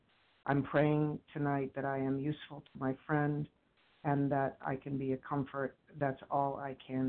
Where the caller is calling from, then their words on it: Boston, Massachusetts, United States; I'm from the Boston area.